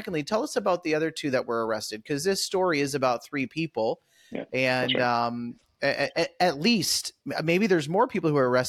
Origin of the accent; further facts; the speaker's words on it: Canada; now in United States; as a Canadian